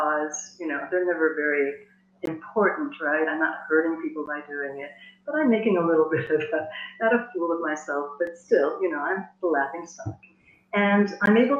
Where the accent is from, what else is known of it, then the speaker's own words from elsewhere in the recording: United States; moved away as an adult; also born or lived in South India; now in France; I was born in the United States. I was educated in the United States